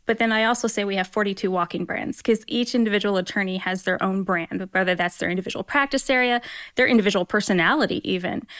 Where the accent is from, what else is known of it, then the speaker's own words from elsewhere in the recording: Roanoke, Indiana, United States; also born or lived in Hillsdale, Michigan; now in Fort Wayne, United States; I grew up down in Roanoke, but I actually went to Bishop Lewis High School.